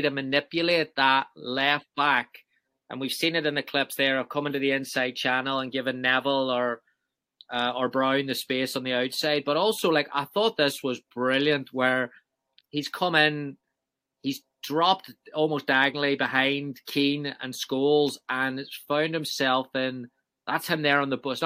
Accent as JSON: {"language": "English", "region": "Northern Ireland", "country": "United Kingdom", "said": "I'm from Northern Ireland"}